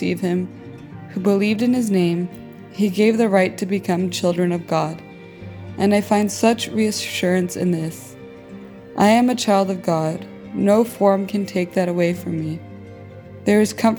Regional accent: El Salvador; now in United States; I was born in El Salvador to an American father and a Salvadoran mother.

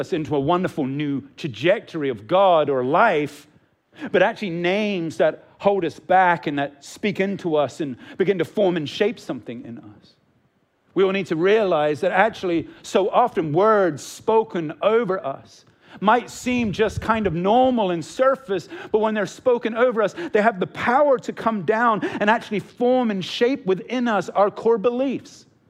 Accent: Hong Kong; also born or lived in England; I'm English, and he's a part of the English royal family, okay? But I grew up most of my time in Hong Kong, like I'm a pretty poor subject when it comes to being English, right?

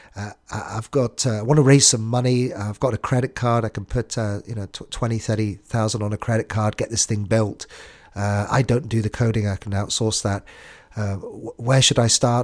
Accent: United Kingdom; I'm British

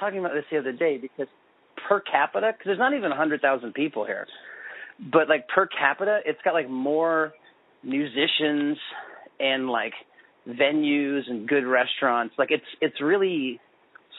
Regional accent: Kansas City, Missouri, United States; moved away as an adult; now in Lawrence, United States; I grew up in Kansas City, which is, you know, 45 minutes away from Lawrence. I moved to Lawrence in 2000 when we got married.

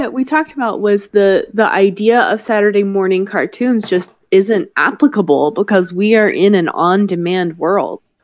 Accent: the South, United States; I'm from the South

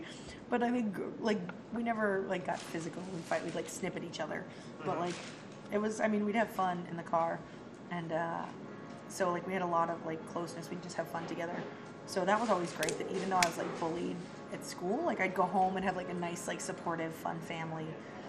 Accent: Danvers, Massachusetts, United States; also born or lived in Worcester / Melrose; I am 30. I was born in Worcester. My parents lived there, and then we moved to Melrose up until I was like in fourth grade. Then we moved to Danvers, which is where I basically grew up. I hated it. And I liked Melrose.

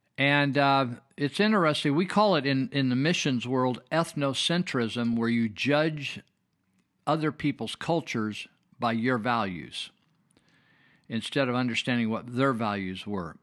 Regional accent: Marysville, California, United States; when I was growing up in Marysville

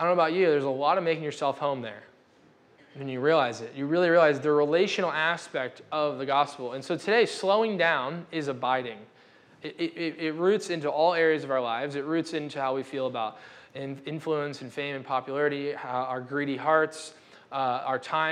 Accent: United States; We're American

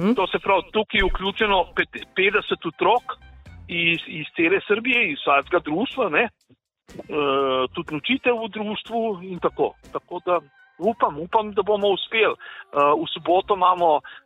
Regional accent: Ljubljana, Slovenia; now in Serbia; sem jaz Ljubljančan

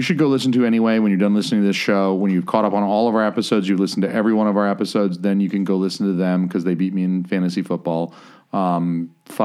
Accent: the South, United States; I'm from the South

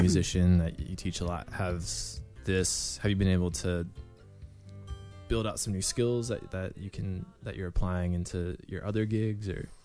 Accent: Northeast Ohio, United States; we're guys from Northeast

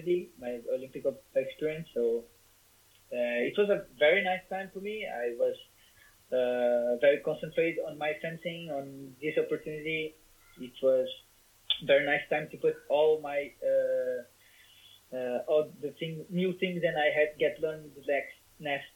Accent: Brazil; English is a second language

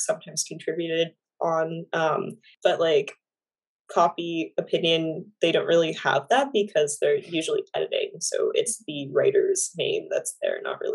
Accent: Florida, United States; moved away as an adult; now in New York City, United States; I'm from Florida, so like cold is just not fun

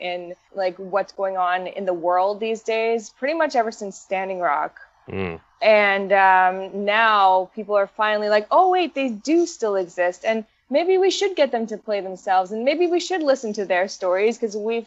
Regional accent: Canada; growing up in Canada

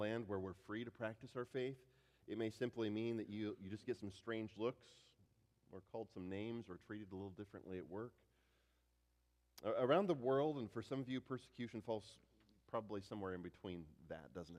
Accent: United States; an American pastor

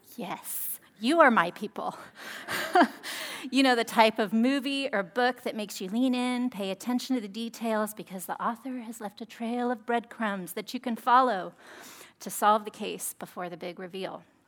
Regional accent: Monterey, California, United States; I'm from Monterey, and we have a lot of Italian heritage here.

